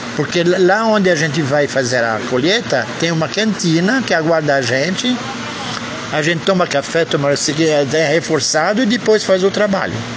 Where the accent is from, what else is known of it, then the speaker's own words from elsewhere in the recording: Brazil; also born or lived in Israel; Eu venho do Brasil